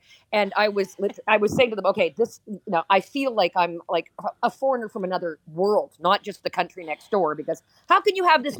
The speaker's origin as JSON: {"language": "English", "country": "Canada", "said": "I'm Canadian"}